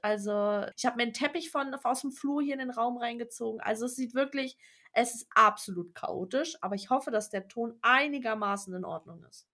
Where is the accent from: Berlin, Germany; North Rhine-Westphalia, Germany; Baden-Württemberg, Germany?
Berlin, Germany; now in Brandenburg, Germany; ich bin zwar in Berlin geboren, aber ich wohne im Speckgürtel in Brandenburg. Sprich, ich bin also keine Berlinerin